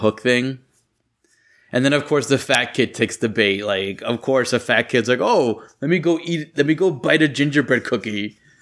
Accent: New York, United States; growing up in New York

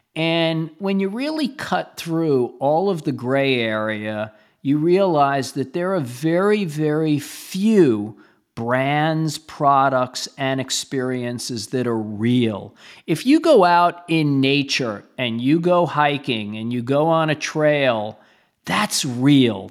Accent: New York City, New York, United States; I grew up in Brooklyn

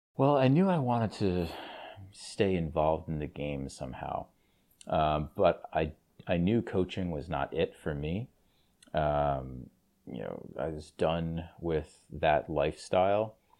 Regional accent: Cranston, Rhode Island, United States; growing up in Cranston

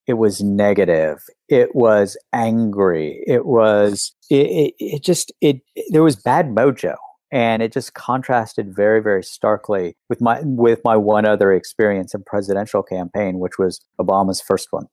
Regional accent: West Virginia, United States; when I was growing up in West Virginia

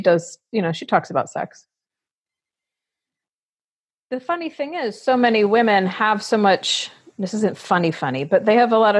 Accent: Fort Lauderdale, Florida, United States; I grew up in Fort Lauderdale where wildness is normal.

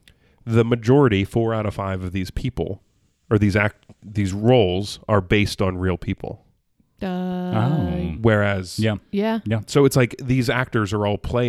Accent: central Pennsylvania, United States; I'm a central Pennsylvania boy. My dad's born and raised in Pittsburgh.

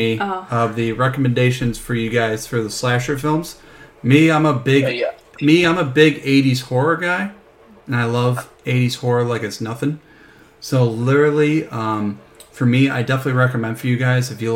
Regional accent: Salisbury, Maryland, United States; moved away; where I'm from originally, I'm from Salisbury, Maryland

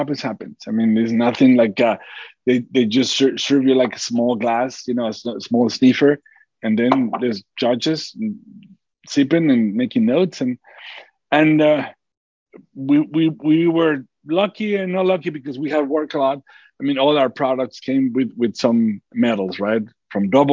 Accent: Durango, Mexico; born or raised there

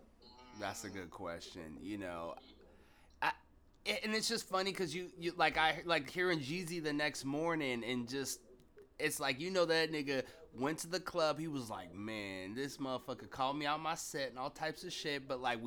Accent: Seattle, Washington, United States; Yeah, I'm from Seattle.

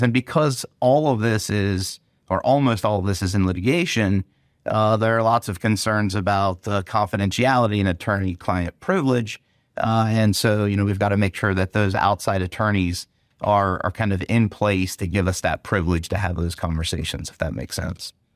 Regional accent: Gettysburg, Pennsylvania, United States; I grew I grew up in Gettysburg.

